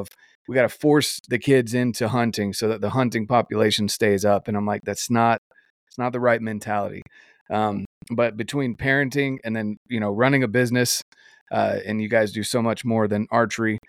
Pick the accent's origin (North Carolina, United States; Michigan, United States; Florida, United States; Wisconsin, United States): North Carolina, United States; moved away; growing up in North Carolina where we had small whitetails